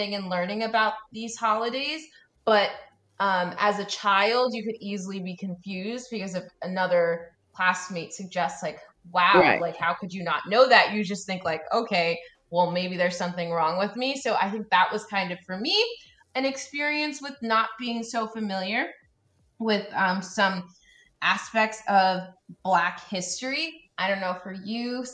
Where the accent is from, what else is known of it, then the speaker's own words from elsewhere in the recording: United States; I am born in and raised in the United States. I have immigrant parents from Haiti